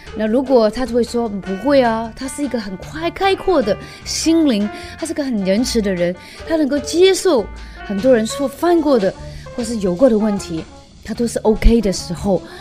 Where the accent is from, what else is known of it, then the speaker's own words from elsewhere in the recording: Hong Kong; moved away as an adult; now in Taiwan; 我是从香港来的一个女人，我是为爱九天涯的一个女人